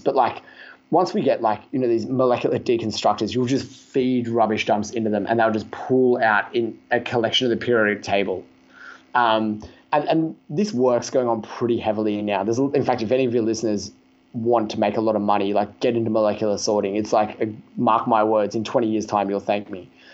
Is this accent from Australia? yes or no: yes; Australia; I'm from Australia